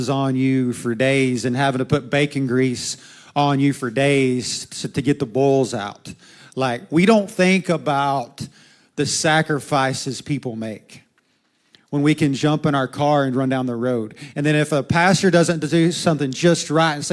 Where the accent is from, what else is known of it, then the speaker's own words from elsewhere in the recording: United States; We as an American